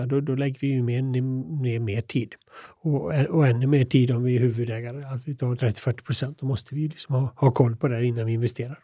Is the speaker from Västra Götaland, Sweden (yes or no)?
yes; Hyssna, Västra Götaland, Sweden; jag kommer från Hyssna då som ligger en, Jag är född en mil utanför eh, Kina då